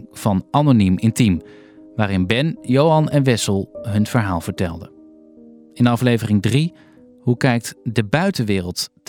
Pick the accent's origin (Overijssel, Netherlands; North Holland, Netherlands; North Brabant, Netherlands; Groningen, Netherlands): North Holland, Netherlands; Amsterdam; Wij zijn geboren en getogen in Amsterdam, wonen er al heel lang niet meer.